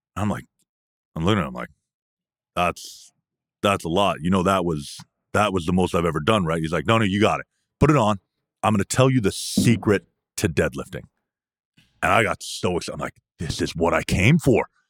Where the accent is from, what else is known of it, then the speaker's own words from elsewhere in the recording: Canada; I'm from Canada